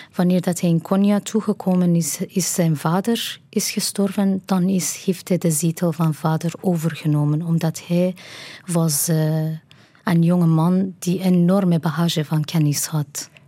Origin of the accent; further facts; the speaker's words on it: Kermanshah, Kermanshah Province, Iran; Dutch is a second language; moved away as an adult; now in Ghent, Belgium; We woonden toen in mijn geboortestad Kermanshah.